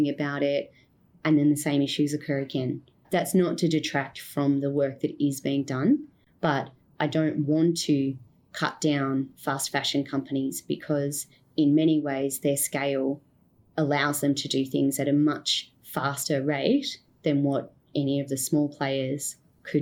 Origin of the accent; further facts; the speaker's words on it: Australia; moved away as an adult; now in Cambodia; Being Australian and living in Cambodia